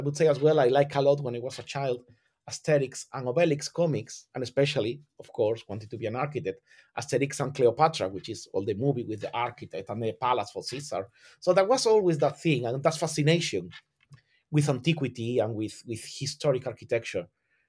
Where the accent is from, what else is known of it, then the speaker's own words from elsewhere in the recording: southern Spain, Spain; English is a second language; I am from Southern Spain, and you have that always around you. You are surrounded by heritage. You're surrounded by historic architecture.